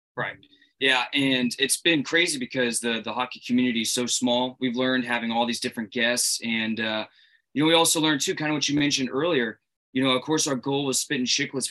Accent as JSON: {"language": "English", "town": "Boston", "region": "Massachusetts", "country": "United States", "said": "we're Bruins fans from Boston area"}